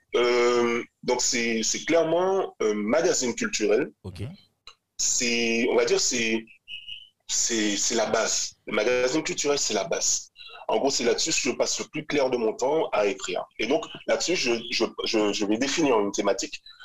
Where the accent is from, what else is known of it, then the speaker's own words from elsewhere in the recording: Grand-Camp, Guadeloupe; moved away as an adult; also born or lived in France / Martinique; ma mère martiniquaise, euh, mon père est guadeloupéen, j'ai grandi à Grand Camp.